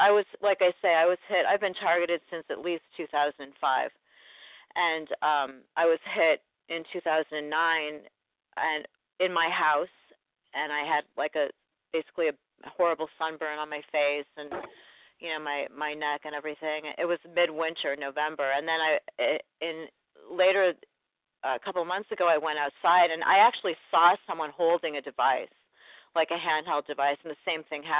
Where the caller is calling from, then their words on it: St. Louis, Missouri, United States; I'm from St. Louis. I've never called in before.